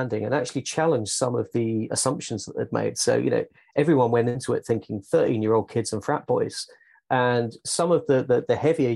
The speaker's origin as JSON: {"language": "English", "country": "United Kingdom", "said": "I'm British"}